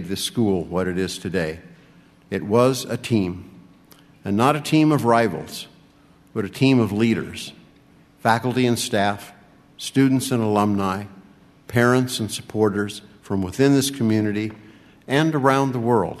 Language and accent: English; California, United States; moved away; I grew up in California